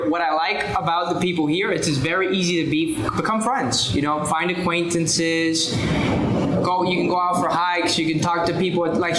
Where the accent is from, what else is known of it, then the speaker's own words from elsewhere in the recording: United States; Because we're from the United States